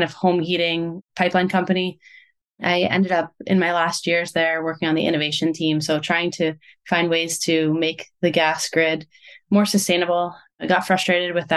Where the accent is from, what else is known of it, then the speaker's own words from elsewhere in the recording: Montclair, New Jersey, United States; moved away as an adult; also born or lived in Rhode Island; now in Italy; I grew up in Montclair, New Jersey